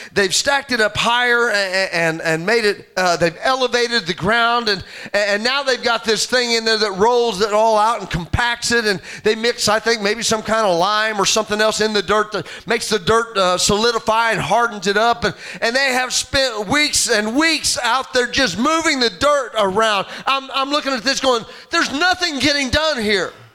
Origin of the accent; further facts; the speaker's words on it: Southern Illinois, United States; also born or lived in Rockford, Illinois; I was born in Rockford, Illinois. And when my parents lived up there for a few years, my dad went up there for for better work, and, and that lasted a short time and uh, a few years I, I, I, that they stayed up there uh, until he got homesick, and Southern Illinois was calling his name, and he brought him and myself and my mother back to uh, to his hometown